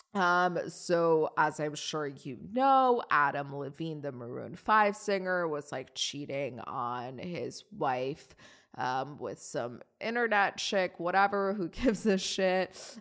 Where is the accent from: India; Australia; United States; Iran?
Iran; moved away; it's my home country